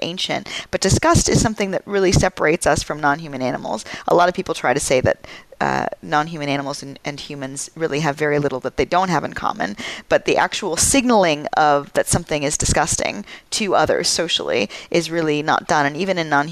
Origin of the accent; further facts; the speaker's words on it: Atlanta, Georgia, United States; moved away; also born or lived in Brazil / Austin, Texas; I was born in Brazil and I grew up near Atlanta